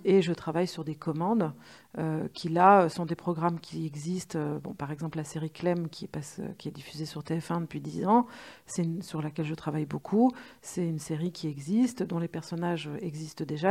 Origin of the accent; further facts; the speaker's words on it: Lyon, Auvergne-Rhône-Alpes, France; moved away; je venais de Lyon